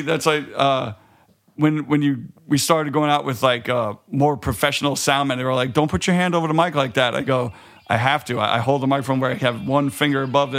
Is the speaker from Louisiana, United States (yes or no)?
no; New York City, New York, United States; growing up in Queens